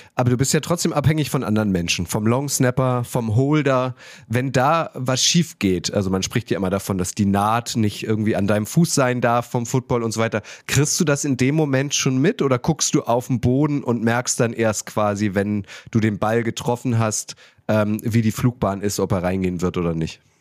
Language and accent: German; Germany; als Deutscher, der mit dem Fußball aufgewachsen ist